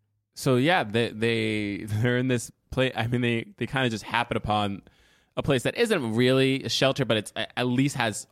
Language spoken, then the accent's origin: English; Jamaica; I'm from Jamaica.